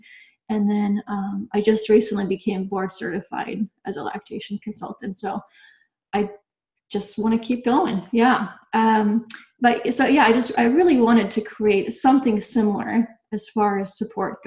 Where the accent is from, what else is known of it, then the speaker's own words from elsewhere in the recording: Bosnia & Herzegovina; also born or lived in Nebraska; now in Yakima, United States; I'm originally from Bosnia, and you don't find a lot of vegans or vegetarians in Bosnia. So I grew up on a lot of bread, a lot of dairy